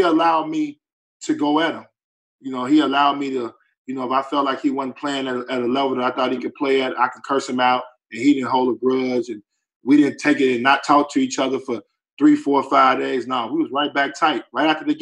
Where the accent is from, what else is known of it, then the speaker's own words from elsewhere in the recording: Chicago, Illinois, United States; I'm from Chicago